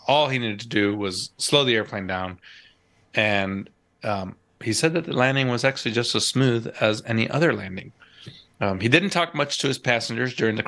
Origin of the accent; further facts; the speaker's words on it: East Coast of the United States, United States; moved away; I grew up on the East Coast. I learned to fly on the East Coast of the United States